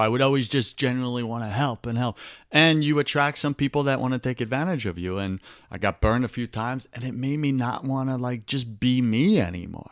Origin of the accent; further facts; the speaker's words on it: New York, United States; accent: New York; my New York accent